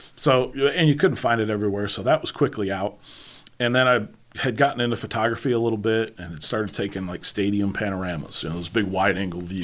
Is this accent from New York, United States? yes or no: yes; New York, United States; also born or lived in Charlotte, North Carolina; now in Northeast Tennessee, United States; growing up in New York